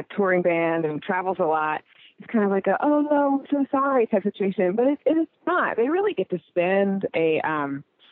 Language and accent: English; Knoxville, Tennessee, United States; also born or lived in New York / Colorado / Chicago; now in Charleston, United States; I grew up in Knoxville, Tennessee